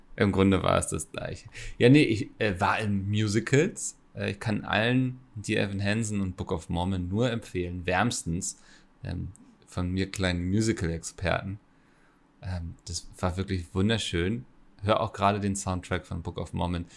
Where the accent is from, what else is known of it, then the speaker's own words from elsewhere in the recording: Northern Germany, Germany; Da bin ich ja als Norddeutscher